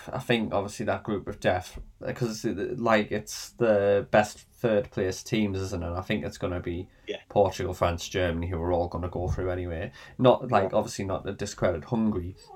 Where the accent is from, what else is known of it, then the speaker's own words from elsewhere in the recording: England, United Kingdom; hope for, really. Being English, yeah, definitely.